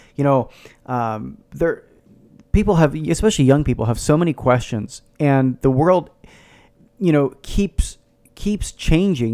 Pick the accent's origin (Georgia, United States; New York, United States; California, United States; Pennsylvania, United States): Pennsylvania, United States; Philadelphia; I grew up in the Philadelphia area